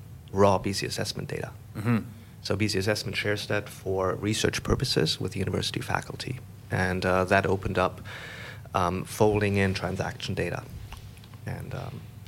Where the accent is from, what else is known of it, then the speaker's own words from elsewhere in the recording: Germany; moved away as an adult; also born or lived in United States / Calgary; now in Vancouver, Canada; I'm from Germany, but I grew up in Germany and did my undergrad in Germany